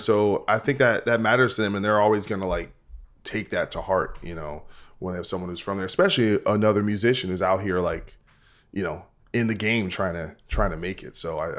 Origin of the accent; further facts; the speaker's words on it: New Jersey, United States; I'm from Jersey.